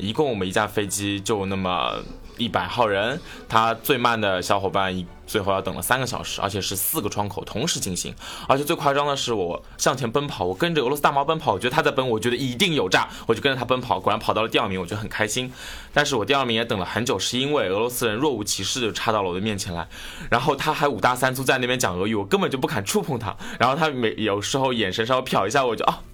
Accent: China; 如果他们猜不出来我是中国的话，好歹会猜个亚洲的

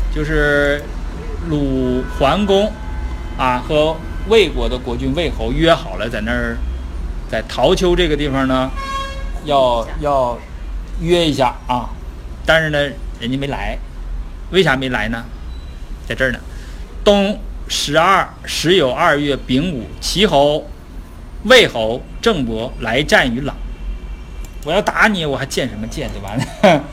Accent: Northeast China, China; accent: Northeastern Mandarin; 咱们东北话叫起哄加秧子

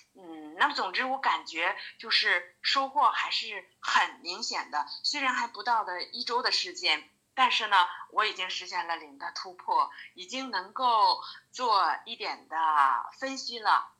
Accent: Daqing, Heilongjiang, China; 我是黑龙江的。 ，呃，我家在黑龙江的大庆游城，铁人王进喜的故乡嗯，也是为祖国的发展做出了伟大的贡献的一座英雄城市

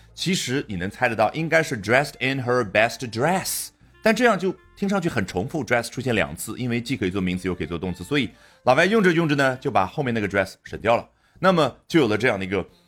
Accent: China; 我们中国人

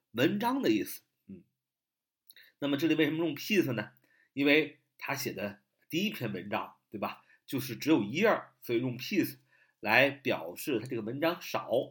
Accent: China; 我们中国人

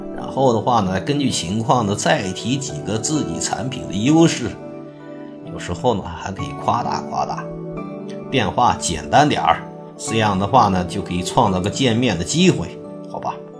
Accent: China; 我们中国人

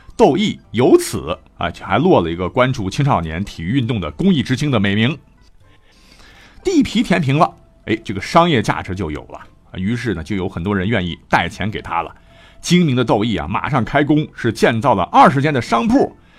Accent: China; 我们中国人

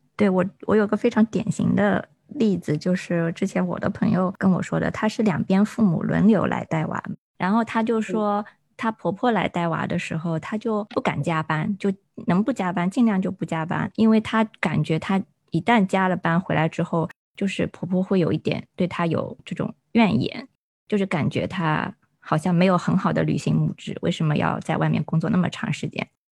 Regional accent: rural Zhejiang, China; moved away; 我们老家，就浙江农村啊

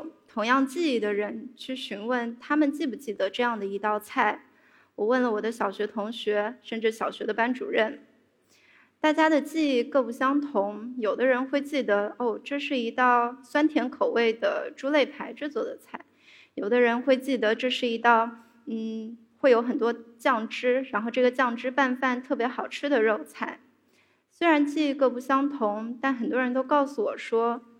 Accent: Fuzhou, Fujian, China; 我出生在一个传统的福州大家族里，

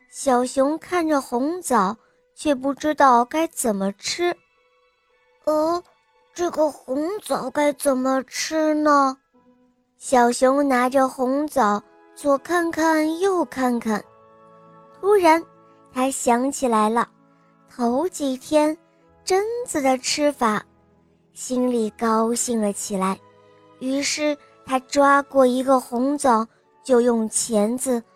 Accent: Suzhou, Jiangsu, China; 我来自苏州，我，我今年四岁了

